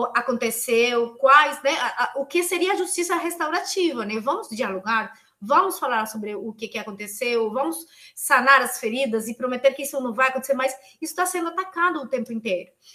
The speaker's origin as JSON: {"language": "Portuguese", "country": "Colombia", "second_language": "Portuguese", "moved": "as an adult", "lives_now": "São Paulo, Brazil", "said": "Eu, que sou colombiana, que estudo aqui na USP"}